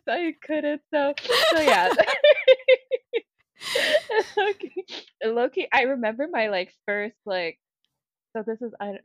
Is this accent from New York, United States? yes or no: no; Chicago, Illinois, United States; moved away as an adult; also born or lived in Nigeria / Ann Arbor, Michigan; now in Milwaukee, United States; we moved to Chicago when I was 3 years old